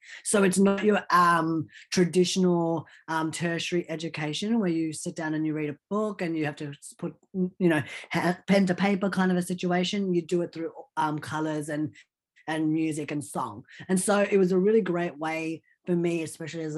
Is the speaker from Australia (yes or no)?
yes; Australia; English is a second language; also born or lived in Old Delhi, India; I basically grew up in Australia all my life since then.